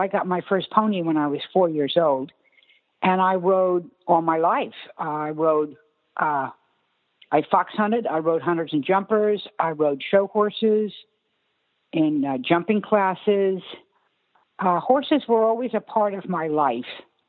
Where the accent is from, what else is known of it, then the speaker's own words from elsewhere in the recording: Long Island, New York, United States; moved away as an adult; also born or lived in Colorado; growing up in Long Island, near New York